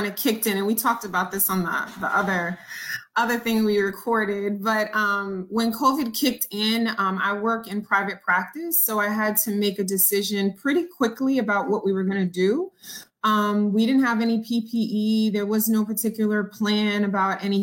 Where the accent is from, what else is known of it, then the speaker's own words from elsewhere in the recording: New York City, New York, United States; also born or lived in Long Island, New York; I was born in Jamaica, Queens, New York. And then we lived in Laurelton for a while. We moved to Long Island.